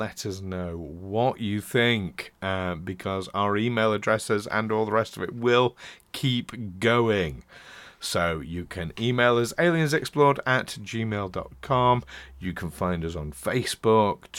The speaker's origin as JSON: {"language": "English", "town": "Doncaster", "region": "Yorkshire and the Humber", "country": "United Kingdom", "tie": "born or raised there", "said": "Doncaster. my hometown."}